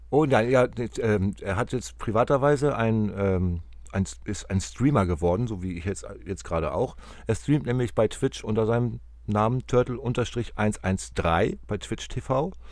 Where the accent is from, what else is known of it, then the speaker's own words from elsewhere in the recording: Hamburg, Germany; der ist Werder-Fan, ich bin Hamburger